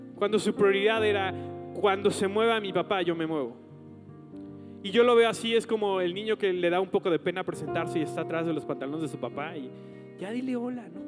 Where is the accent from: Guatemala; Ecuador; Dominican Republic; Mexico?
Mexico; como mexicanos nos pasa esto